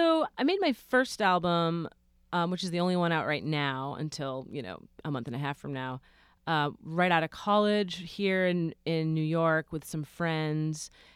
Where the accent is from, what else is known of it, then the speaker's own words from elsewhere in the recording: Philippines; They think I'm Mexican, but I'm Filipino.